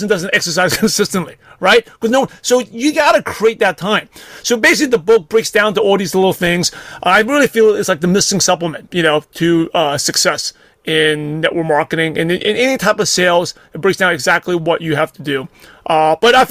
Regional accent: New York City, New York, United States; growing up in Brooklyn, New York

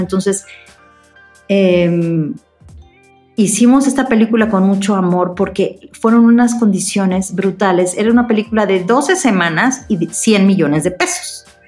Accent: Mexico; como buena mexicana paranoica

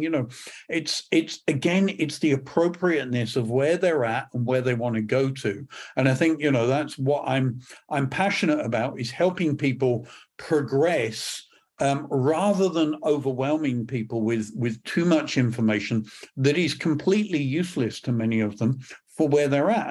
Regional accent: England, United Kingdom; accent: British; moved away as an adult; also born or lived in Northern California; now in Perth, United Kingdom; I'm not from Scotland originally, from, usually, um, my, my background is, um, from England

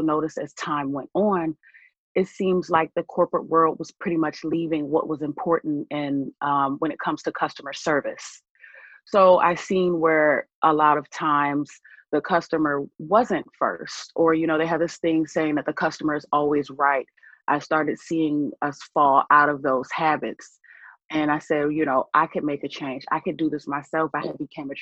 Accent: Buffalo, New York, United States; moved away as an adult; also born or lived in Atlanta, Georgia; now in Tampa, United States; I was actually born in Atlanta, Georgia, many years ago. But I will actually say that I was raised in Buffalo, New York

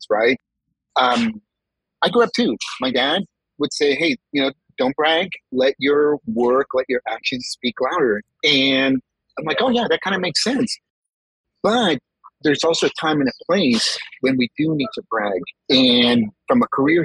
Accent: California, United States; first language Spanish; also born or lived in Mexico; I was born in California, parents from Mexico. I lived my first 5 years in Mexico

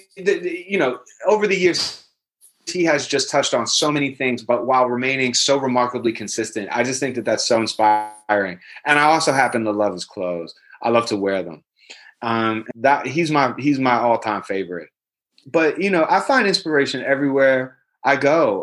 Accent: New York City, New York, United States; I'm a Jew from Brooklyn

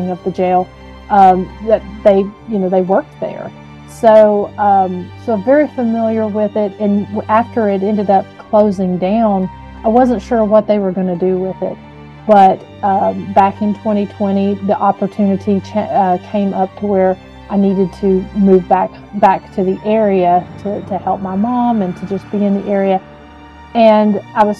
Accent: Huntsville, Tennessee, United States; my hometown of Huntsville, Tennessee, and so I was familiar with that jail from early childhood.

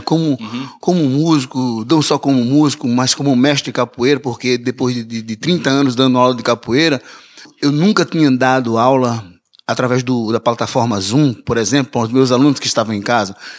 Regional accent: Recife, Pernambuco, Brazil; moved away as an adult; also born or lived in Olinda; now in Toronto, Canada; o Recife é minha cidade natal

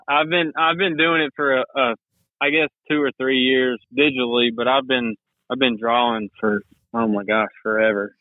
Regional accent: White House, Texas, United States; also born or lived in Tyler, Texas; So I'm from Tyler, Texas. I actually grew up in White House, Texas. That's just right outside of Tyler.

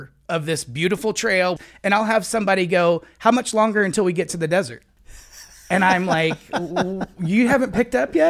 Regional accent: Indiana, United States; moved away as an adult; now in Arizona, United States; I grew up a kid in Indiana.

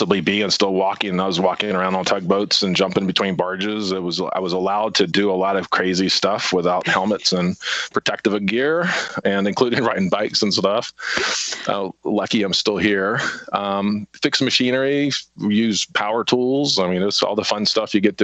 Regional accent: Charleston, South Carolina, United States; But I grew up on James Island and born and raised on James Island, married a James Island girl, and still live on James Island.

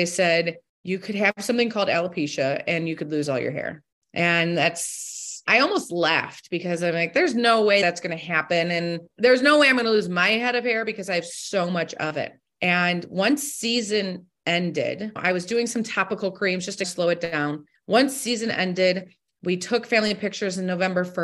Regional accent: Toledo, Ohio, United States; I am from Toledo, Ohio. I was born and raised here, grew up in a very supportive household

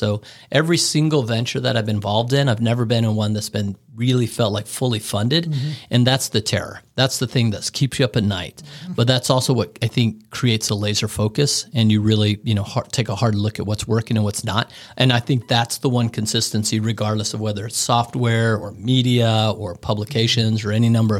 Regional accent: Bangkok, Thailand; Look, I grew up in Bangkok, Thailand. I spent a large portion of my life internationally all over the world.

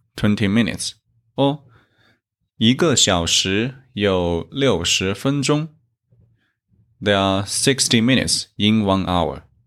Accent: China; from China

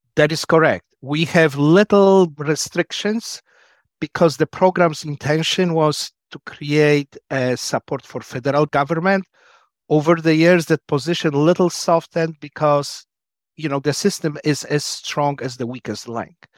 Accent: Poland; also born or lived in Wisconsin, United States; now in United States; I'm originally from Poland. Came here just before the Berlin Wall fell down in nineteen eighty-nine

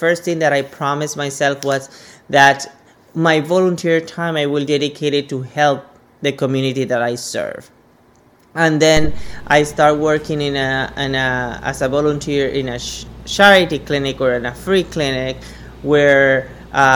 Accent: Panama; moved away as an adult; also born or lived in Rhode Island; now in Phoenix, United States; originally I'm from Panama. So I'm coming from Central America

